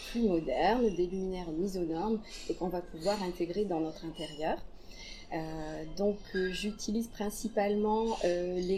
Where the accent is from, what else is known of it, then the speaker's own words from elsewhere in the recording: Blagnac, Occitania, France; also born or lived in Aveyron (ancestry); Je suis toulousaine, blagnacaise plus précisément, euh, d'origine avéronaise.